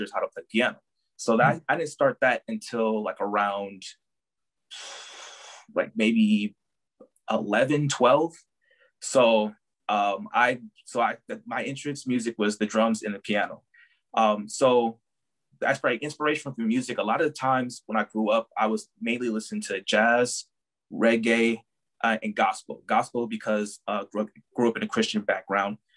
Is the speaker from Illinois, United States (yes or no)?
no; Milwaukee, Wisconsin, United States; I'm born and raised in Milwaukee